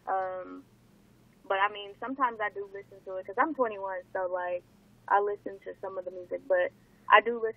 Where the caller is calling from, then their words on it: Los Angeles, California, United States; I'm calling from LA, I guess.